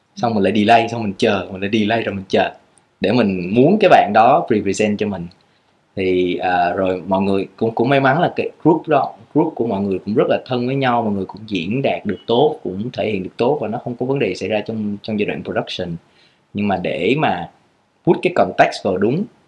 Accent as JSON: {"language": "Vietnamese", "country": "Vietnam", "said": "mình là người Việt Nam"}